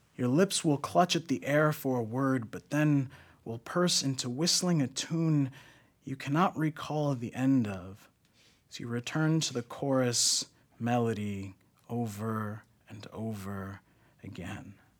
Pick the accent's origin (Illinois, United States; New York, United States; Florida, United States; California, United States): New York, United States; I'm also from New York